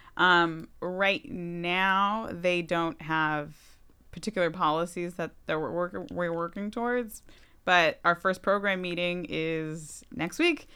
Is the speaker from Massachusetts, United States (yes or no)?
yes; Wilbraham, Massachusetts, United States; also born or lived in Boston, Massachusetts / Los Angeles, California; now in Holyoke, United States; I grew up in West, in Wilbraham